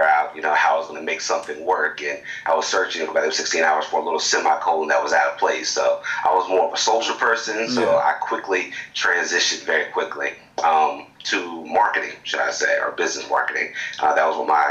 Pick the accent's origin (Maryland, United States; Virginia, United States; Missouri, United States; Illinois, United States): Virginia, United States; Eastern Shore of; moved away as an adult; now in Newport News, United States; I went back to my hometown